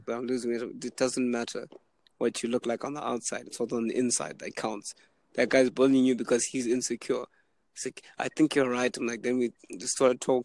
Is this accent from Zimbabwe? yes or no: yes; Zimbabwe; also born or lived in Canada; I'm from Zimbabwe